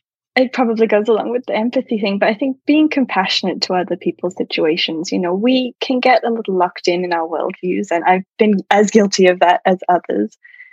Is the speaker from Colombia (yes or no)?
no; Australia; Yes, so I was born in Australia, and I say I'm Australian because that's where I'm born, but I've never felt that connected to any one particular culture.